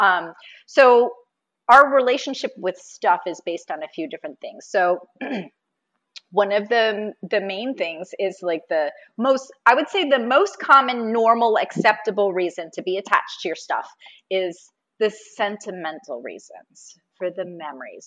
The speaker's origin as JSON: {"language": "English", "region": "Florida", "country": "United States", "said": "I'm from Florida. And right now I live just north of Tampa"}